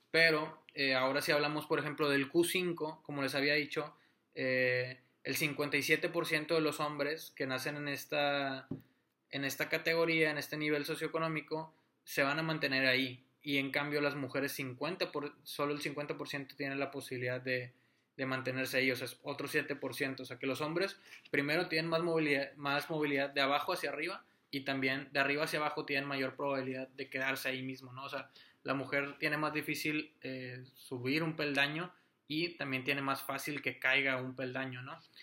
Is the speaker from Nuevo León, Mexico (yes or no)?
yes; Monterrey, Nuevo León, Mexico; yo soy de, de Monterrey